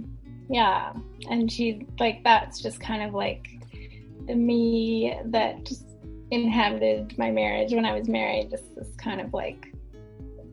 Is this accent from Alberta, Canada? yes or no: yes; Edmonton, Alberta, Canada; moved away as an adult; now in Victoria, Canada; I was born and raised in Edmonton, Alberta.